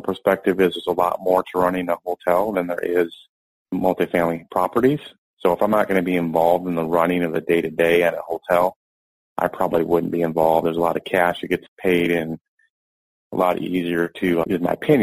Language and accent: English; Owosso, Michigan, United States; moved away; I grew up in Owosso